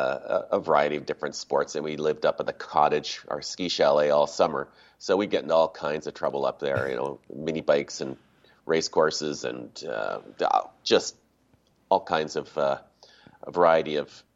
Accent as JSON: {"language": "English", "town": "Toronto", "region": "Ontario", "country": "Canada", "tie": "born or raised there", "also_born_or_lived": "Whistler / Vancouver", "moved": "as an adult", "said": "Don Mills boy."}